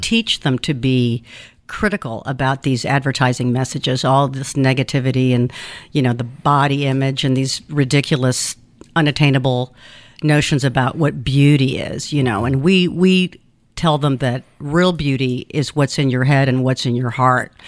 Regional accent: Athens, Georgia, United States; English is a second language; also born or lived in Cuba / Kansas / Illinois; now in Savannah, United States; I grew up in Athens

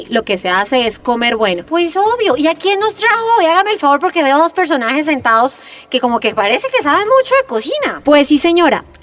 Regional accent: Bogotá, Colombia; cachaca de pura cepa

